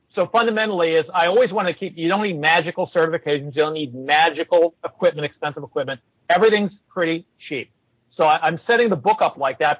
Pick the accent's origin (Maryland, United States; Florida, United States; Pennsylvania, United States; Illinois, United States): Pennsylvania, United States; Pittsburgh; When I grew up, I grew up in Pittsburgh